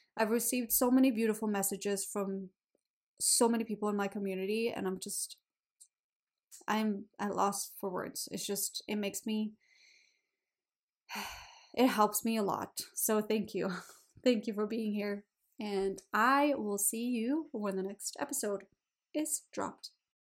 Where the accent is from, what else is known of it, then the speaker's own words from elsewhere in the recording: Sweden; English is a second language; also born or lived in Australia; now in Canada; I live in Canada. I'm from Sweden